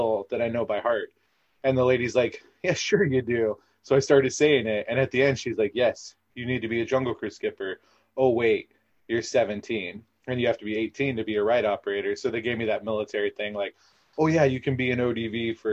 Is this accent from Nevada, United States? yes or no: no; Southern California, United States; I'm from Southern California